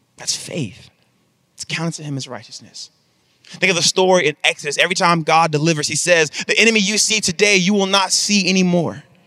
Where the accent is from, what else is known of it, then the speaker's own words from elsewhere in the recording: Mississippi, United States; now in Texas, United States; I come from Mississippi, and I live in Texas now